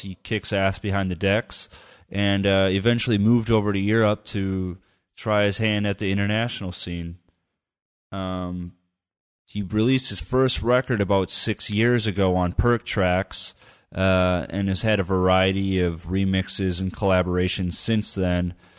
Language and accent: English; United States; now in Germany; as an American